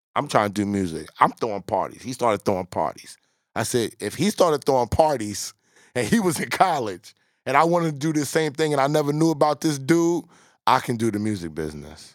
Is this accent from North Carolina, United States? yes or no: no; New York City, New York, United States; I'm from South Jamaica, Queens